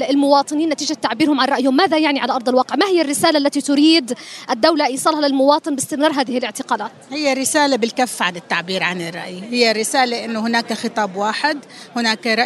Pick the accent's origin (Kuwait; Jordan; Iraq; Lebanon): Jordan; حول قضايانا اللي بنعيشها وبنعاني منها كاردنيين